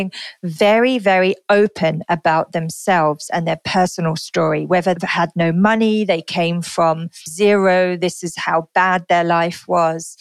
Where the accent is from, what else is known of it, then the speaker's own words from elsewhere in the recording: United Kingdom; moved away as an adult; also born or lived in London; now in Singapore; my home country. So I'm from the UK